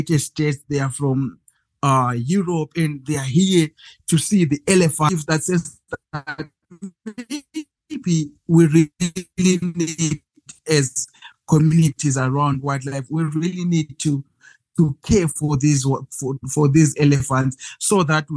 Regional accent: Zimbabwe; I'm from Zimbabwe, and I live in one of the best places in the world

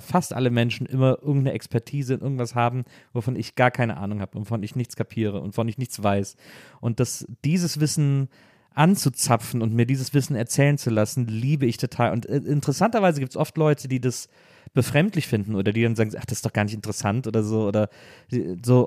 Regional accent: Wesseling, North Rhine-Westphalia, Germany; bei uns in Wesseling mal Abi-Gag war am Gymnasium

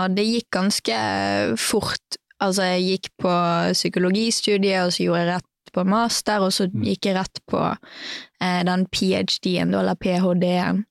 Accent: Bergen, Vestland, Norway; also born or lived in Knarvik; jeg er jo fra Bergen. Mm. Eh, født og oppvokst der. Og så eh, bodde store deler av livet mitt i Knarvik, som er litt utafor Bergen

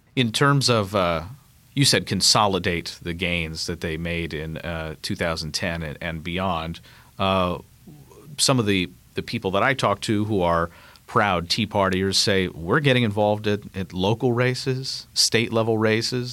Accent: Kentucky, United States; I'm from Kentucky

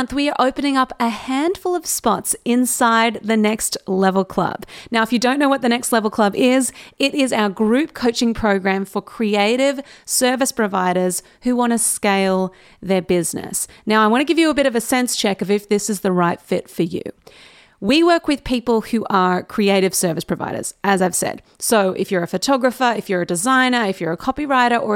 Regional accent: Newcastle, New South Wales, Australia; moved away as an adult; now in Sydney, Australia; And Newcastle is where I've lived my whole life.

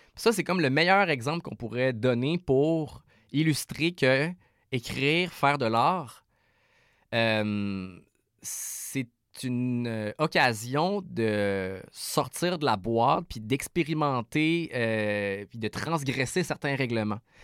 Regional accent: Quebec City, Quebec, Canada; je viens de Québec

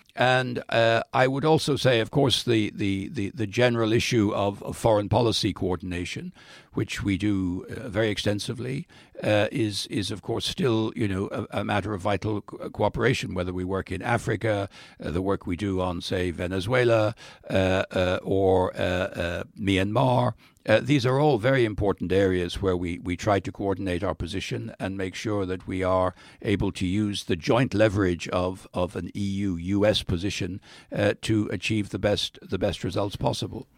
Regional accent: Dublin, Leinster, Ireland; moved away as an adult; now in United States; I come from Dublin, which is clearly, you know, a, a much more superior part of Ireland than other parts of Ireland. Uh, uh, uh, and therefore, I, my first identity entity is I'm a Dubliner

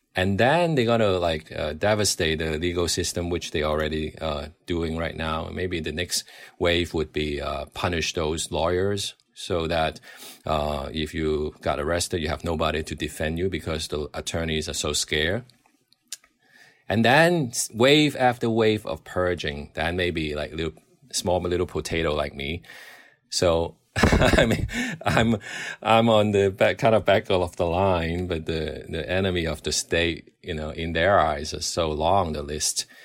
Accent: Hong Kong; I grew up in Hong Kong watching, uh, British comedy

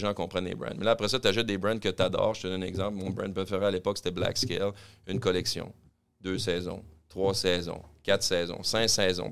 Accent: Quebec City, Quebec, Canada; je suis natif de Québec

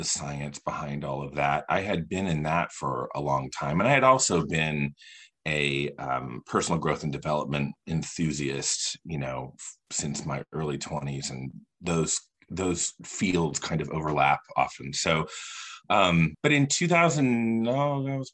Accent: Indiana, United States; moved away as an adult; also born or lived in Los Angeles, California; I live in Indiana now, and I'm from Indiana, but I lived in California from like 2007 to 2015

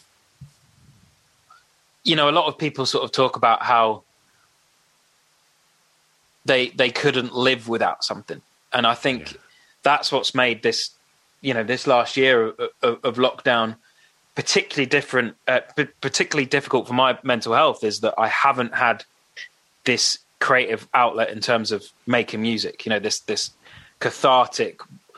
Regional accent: St Albans, East of England, United Kingdom; we come from St. Albans

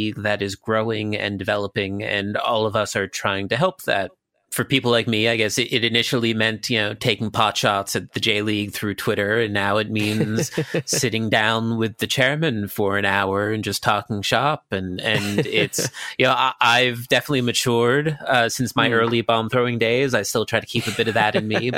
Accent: Philadelphia, Pennsylvania, United States; moved away as an adult; now in Tokyo, Japan; I'm American. I'm born and raised in Philadelphia

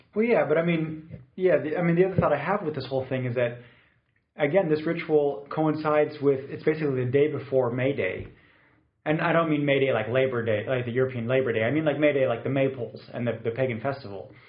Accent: Munich, Bavaria, Germany; I grew up in Munich

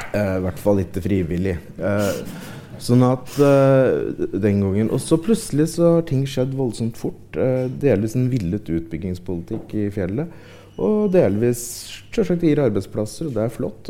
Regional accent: Ringsaker, Innlandet, Norway; jeg kommer jo fra Ringsaker sjøl

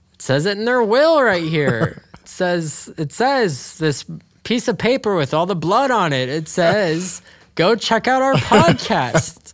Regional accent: Dayton, Ohio, United States; we grew up in Dayton

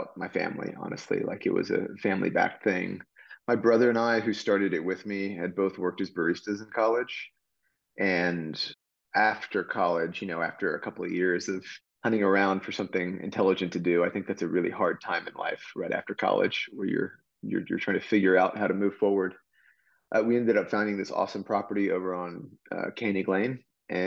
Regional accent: Austin, Texas, United States; also born or lived in Charlottesville, Virginia; I'm from Austin originally, actually, although I partially grew up in Charlottesville, Virginia

